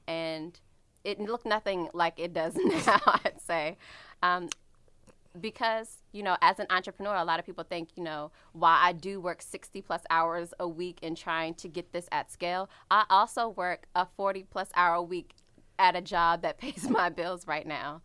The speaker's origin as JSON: {"language": "English", "town": "Washington", "region": "District of Columbia", "country": "United States", "said": "I'm from the Washington, D C area"}